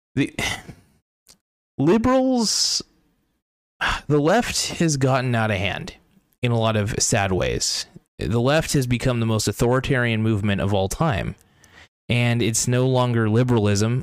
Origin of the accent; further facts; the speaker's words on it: United States; I'm an American.